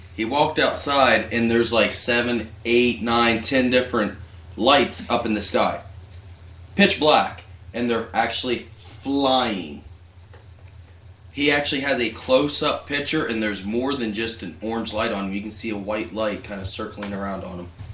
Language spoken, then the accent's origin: English; Barnesville, Ohio, United States; my hometown of Barnesville